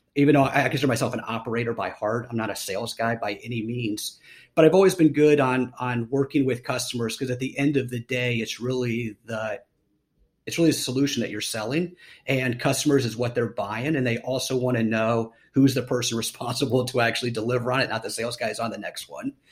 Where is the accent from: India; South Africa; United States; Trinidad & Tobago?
United States; Columbus, Ohio; moved away as an adult; also born or lived in Los Angeles, California; now in Austin, United States; I was born and raised in Columbus, Ohio